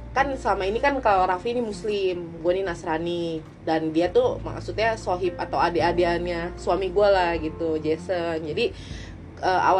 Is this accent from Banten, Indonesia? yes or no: yes; Tangerang, Banten, Indonesia; samperin aja kita anak Tangerang